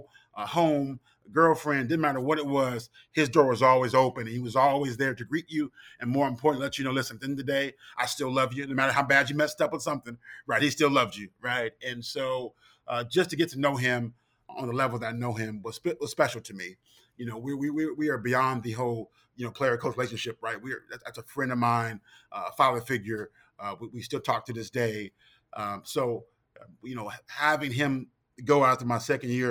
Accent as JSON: {"language": "English", "region": "Southern California", "country": "United States", "also_born_or_lived": "Notre Dame, Indiana", "moved": "as an adult", "said": "I'm from Southern California"}